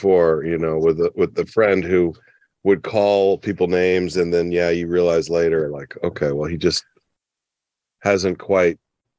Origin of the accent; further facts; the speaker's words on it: Oklahoma, United States; No, I'm from Oklahoma.